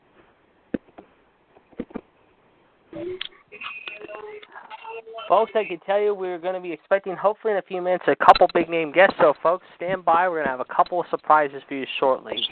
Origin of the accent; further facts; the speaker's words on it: Pittsburgh, Pennsylvania, United States; my hometown of Pittsburgh